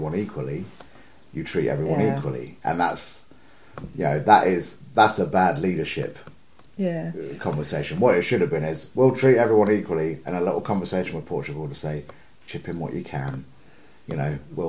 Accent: Southampton, South East England, United Kingdom; I'm from Southampton.

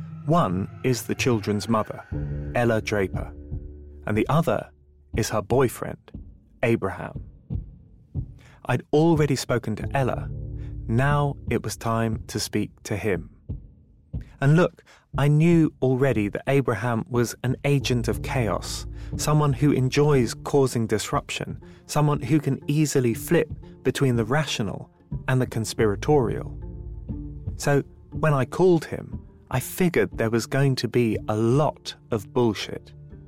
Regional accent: London, United Kingdom; Hi, I'm a journalist from London

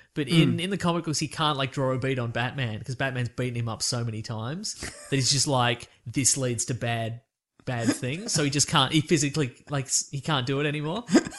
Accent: Australia; We're Australian.

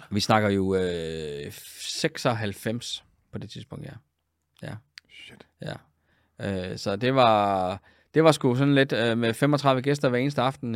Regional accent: Funen, Southern Denmark, Denmark; moved away as an adult; also born or lived in Copenhagen / Aalborg / Germany / Frederikshavn; jeg var jo egentlig oprindelig Fynbo

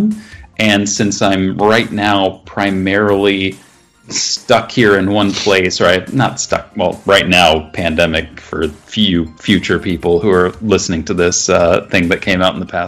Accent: Midwest, United States; being a Midwesterner

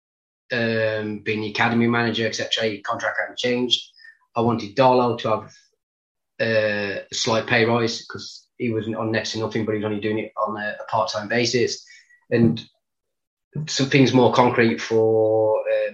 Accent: Walsall, West Midlands, United Kingdom; accent: Black Country; moved away; it was Walsall and it was my hometown club

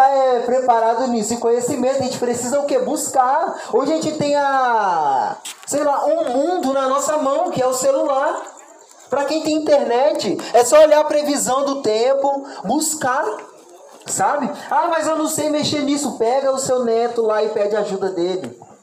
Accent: Barra Mansa, Rio de Janeiro, Brazil; eu sou do Rio de Janeiro e lá na minha cidade, Barra Mansa

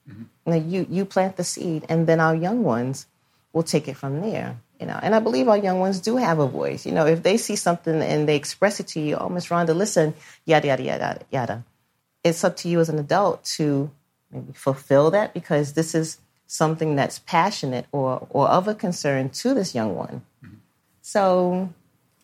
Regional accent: New York City, New York, United States; I grew up in Brooklyn

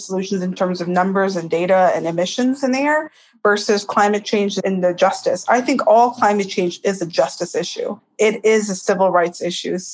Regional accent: Himalayas, India; also born or lived in Tibet; now in United States; I am a native Tibetan, and my family had fled the Himalayas, dodging soldiers' bullets to make it to India, where we were resettled as political refugees. And growing up in the Himalayas

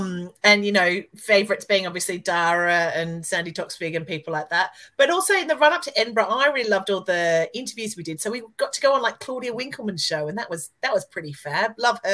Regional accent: Australia; I get a lot of away with a lot of stuff for being Australian and quite naive.

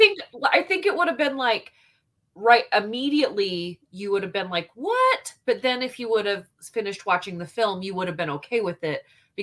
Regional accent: United States; I'm American.

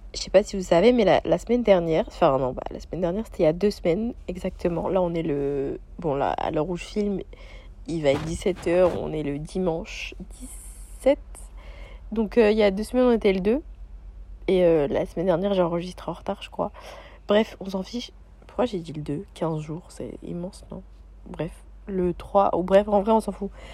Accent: France; moved away as an adult; now in Sydney, Australia; ça fait deux mois que j'ai quitté la France

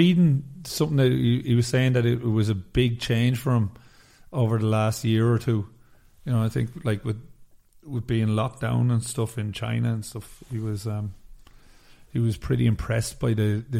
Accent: Ireland; as an Irishman

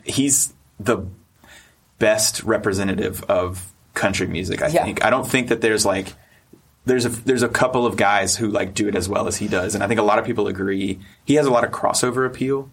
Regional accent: North Carolina, United States; I'm from North Carolina.

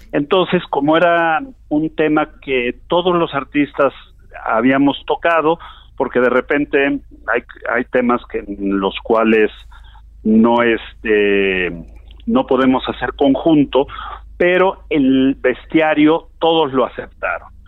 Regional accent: Mexico; nosotros como mexicanos

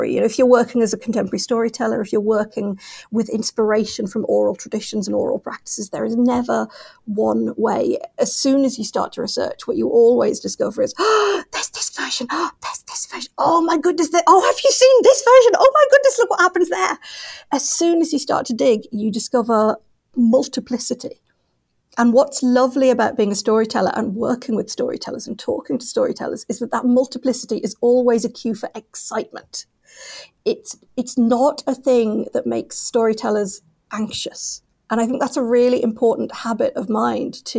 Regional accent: England, United Kingdom; all of us as English people, as dreamers of England

